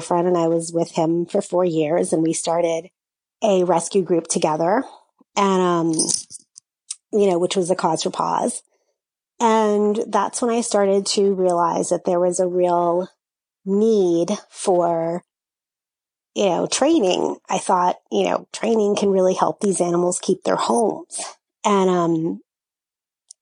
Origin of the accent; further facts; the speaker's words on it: New Orleans, Louisiana, United States; also born or lived in Upper West Side, Manhattan, New York; now in New York, United States; I grew up in New Orleans